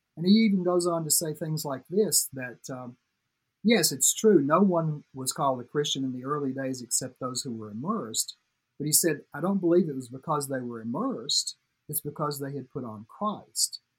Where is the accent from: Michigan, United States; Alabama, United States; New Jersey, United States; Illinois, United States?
Alabama, United States; Tuscumbia; moved away as an adult; also born or lived in Nashville, Tennessee; I grew up in Florence, uh, Tuscumbia, Alabama, actually, but it's the Quad Cities area Florence, Sheffield, Muscle Shoals, Tuscumbia